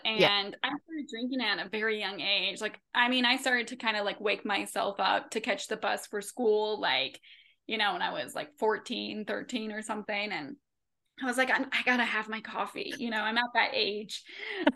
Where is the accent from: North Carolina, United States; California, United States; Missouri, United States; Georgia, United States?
North Carolina, United States; Henderson County; moved away as an adult; I grew up in Henderson County